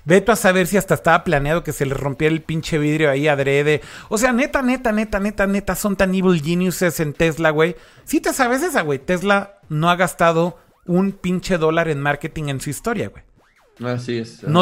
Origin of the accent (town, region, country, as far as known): Monterrey, Nuevo León, Mexico